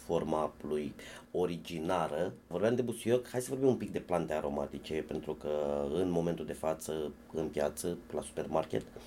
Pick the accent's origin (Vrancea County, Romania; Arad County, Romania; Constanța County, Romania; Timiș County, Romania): Vrancea County, Romania; Focșani; la mine la copilărie, la Focșani